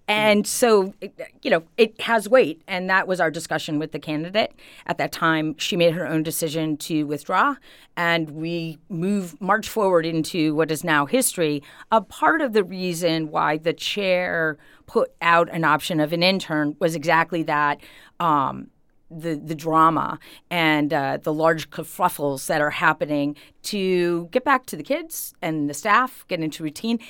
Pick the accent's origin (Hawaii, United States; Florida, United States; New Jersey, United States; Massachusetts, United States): Massachusetts, United States; Holyoke; now in Easthampton, United States; I grew up in Ward Four in Holyoke